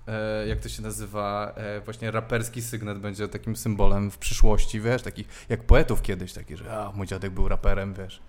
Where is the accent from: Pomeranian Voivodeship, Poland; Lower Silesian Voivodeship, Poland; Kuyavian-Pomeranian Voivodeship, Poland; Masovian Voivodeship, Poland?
Masovian Voivodeship, Poland; Warsaw; z Pragi jestem